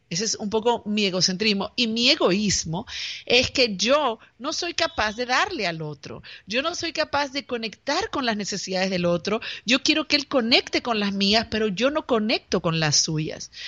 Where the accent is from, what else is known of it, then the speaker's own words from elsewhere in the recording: Peru; yo soy de Perú